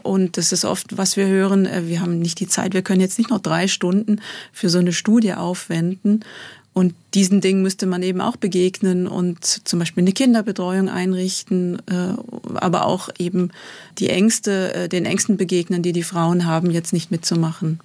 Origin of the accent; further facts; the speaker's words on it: Bad Säckingen, Baden-Württemberg, Germany; moved away as an adult; also born or lived in Rheinfelden / Tübingen / Calw; now in Switzerland; Ich bin in Bad Säckingen aufgewachsen